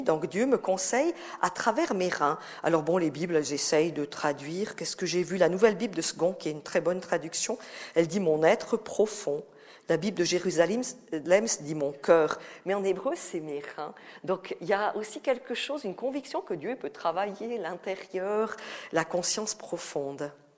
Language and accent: French; Valais, Switzerland; accent: Valaisan; j'ai l'accent valaisan, hein, c'est pas l'accent vaudois